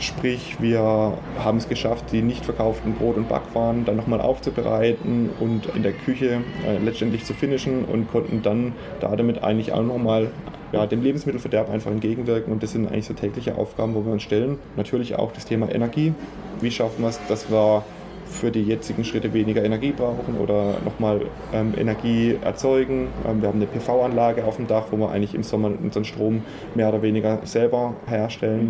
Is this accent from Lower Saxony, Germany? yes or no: no; Fischerbach, Baden-Württemberg, Germany; ich bin auf dem Hof, auf dem Ramsteiner Hof in Fischerbach aufgewachsen